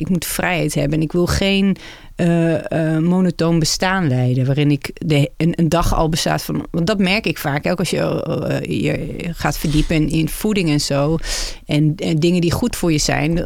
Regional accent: Netherlands; als vrouw en als Nederlander

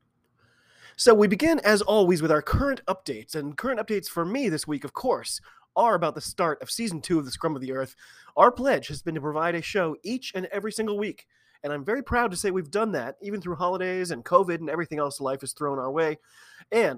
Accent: United States; I am an American

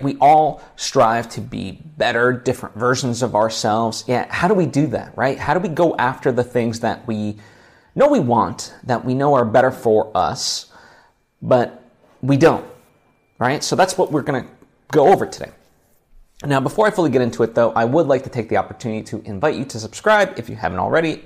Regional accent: United States; we're American

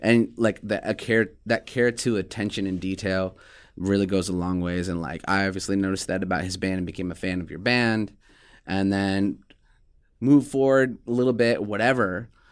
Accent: Des Moines, Iowa, United States; now in Omaha, United States; I was born in Omaha, Nebraska, went to school in Des Moines, Iowa.

